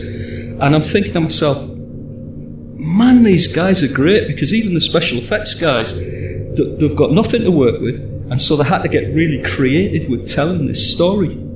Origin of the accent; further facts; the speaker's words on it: England, United Kingdom; as you can all hear, I'm English. And so Doctor Who's kind of part of my culture